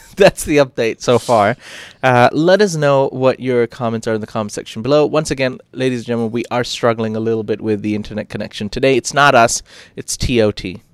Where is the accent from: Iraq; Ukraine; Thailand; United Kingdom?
Thailand; Phuket; I, I come from Phuket as well